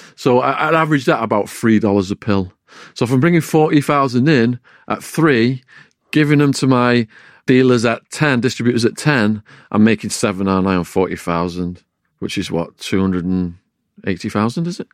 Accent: Widnes, North West England, United Kingdom; accent: English; moved away as an adult; also born or lived in Arizona, United States; my hometown of Widnes

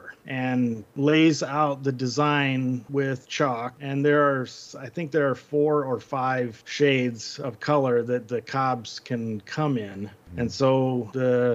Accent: Mitchell, South Dakota, United States; also born or lived in Towson, Maryland; now in Elkton, United States; I grew up in South Dakota, Mitchell, South Dakota.

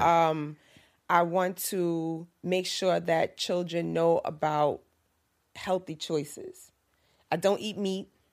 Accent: New York City, New York, United States; also born or lived in Harlem, New York; I'm from Harlem, yes, and I grew up in Lakeview, and I'm back here in East Harlem again

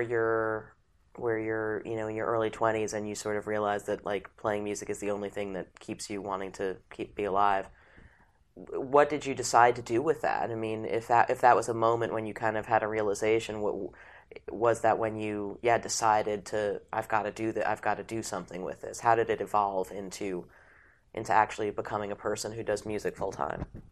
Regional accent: New York City, New York, United States; born or raised there

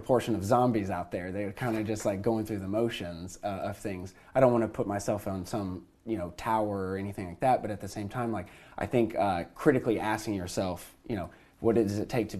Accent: the South, United States; now in Los Angeles, United States; growing up in the South, Southern Baptist

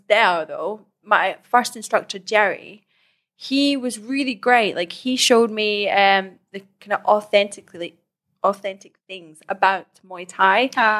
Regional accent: Scotland, United Kingdom; Because basically, I'm half Scottish, half Iranian.

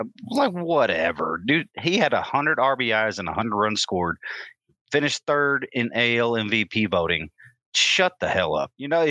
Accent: Hereford, Texas, United States; He's from my hometown kid. I was the best pitcher in Hereford until he came along.

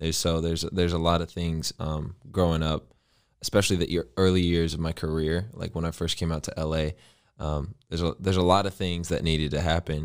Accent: Indiana, United States; So I'm originally from Indiana, born and raised, grew up in the Midwest.

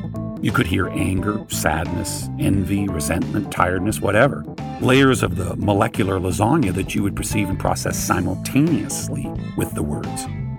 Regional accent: Canada; accent: Canadian; My way of pronouncing words like sorry and out and about tells you I'm Canadian.

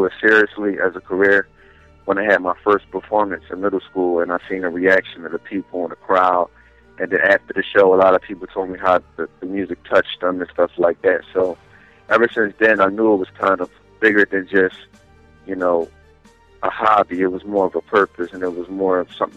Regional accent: Philadelphia, Pennsylvania, United States; I'm from West Philly. Born and raised

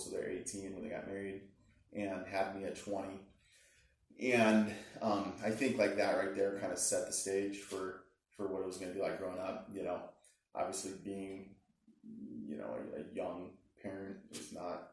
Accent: Littleton, Colorado, United States; We moved to Colorado. I was in the third grade. I ended up growing up in Littleton, Colorado

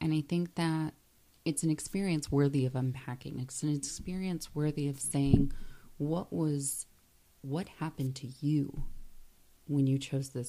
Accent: Florida, United States; now in Arizona, United States; I grew up in Florida. I've lived in Arizona.

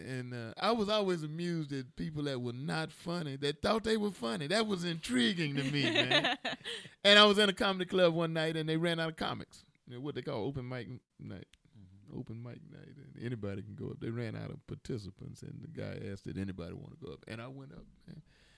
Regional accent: Chicago, Illinois, United States; And I grew up in Chicago, but they were in Georgia.

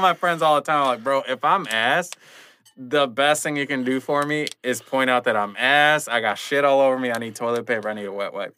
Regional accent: Rockford, Illinois, United States; also born or lived in Chicago; I did a show in my hometown of Rockford

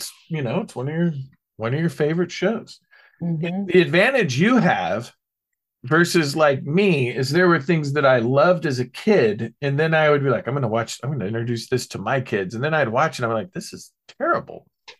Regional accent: London, United Kingdom; they have no idea that I'm actually from London.

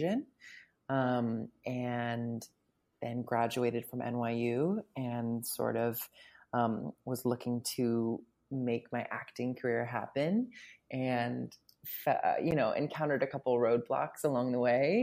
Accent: central New Jersey, United States; moved away as an adult; now in New York City, United States; I grew up in central New Jersey

